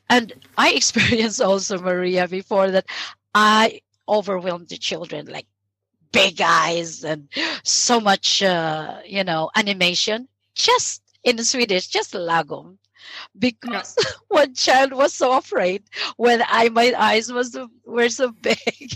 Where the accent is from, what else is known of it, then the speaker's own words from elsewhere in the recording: Philippines; moved away as an adult; also born or lived in Sweden; now in Lund, Sweden; my home country, which is the Philippines.